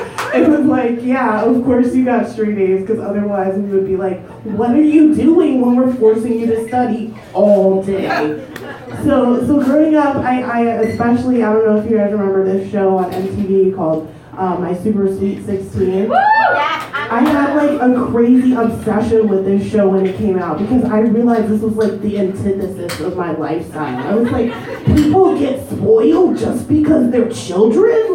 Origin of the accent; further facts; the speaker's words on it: Ohio, United States; I grew up in Ohio